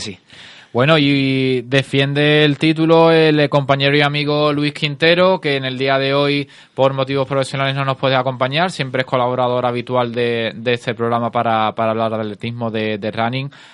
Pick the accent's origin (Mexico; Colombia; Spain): Spain; Cádiz, Andalusia; todos los que somos de, aquí de Cádiz